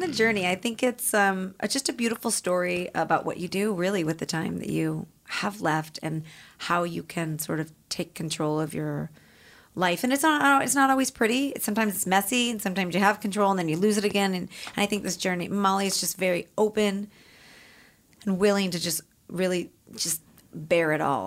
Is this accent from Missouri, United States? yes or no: yes; St. Louis, Missouri, United States; moved away as an adult; now in Los Angeles, United States; I was from St. Louis